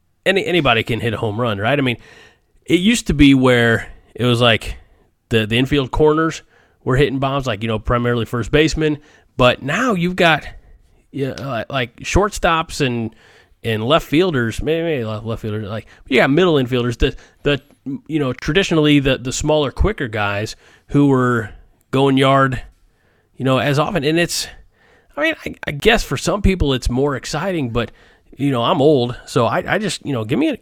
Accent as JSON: {"language": "English", "town": "St. Louis", "region": "Missouri", "country": "United States", "said": "You know, see, I'm from the St. Louis area. I'm a Cardinals fan, and I was 16 in the summer of 98, the big home run race."}